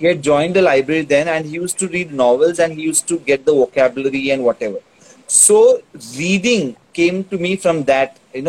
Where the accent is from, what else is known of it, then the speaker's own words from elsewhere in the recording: Karnataka, India; first language Tulu; English is a second language; See, Tulu is my mother tongue. So I speak fluent Tulu.